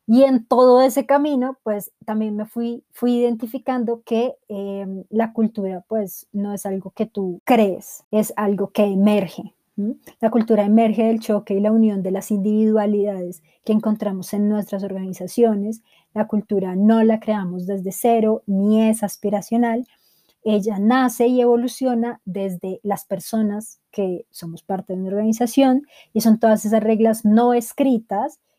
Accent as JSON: {"language": "Spanish", "region": "Bogotá", "country": "Colombia", "said": "bogotana, edición de los 90"}